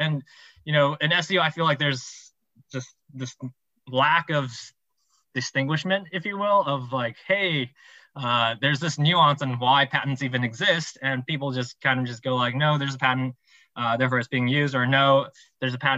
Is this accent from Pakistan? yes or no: no; Taiwan; I'm from Taiwan